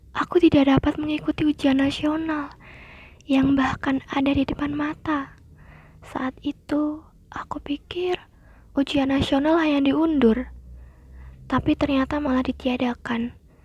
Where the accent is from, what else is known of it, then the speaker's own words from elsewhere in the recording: East Java, Indonesia; now in Surakarta, Indonesia; Aku asli orang Jawa Timur, tapi aku tinggal di Solo. Ayah aku dari Tawangmangu dan ibu aku dari Pacitan.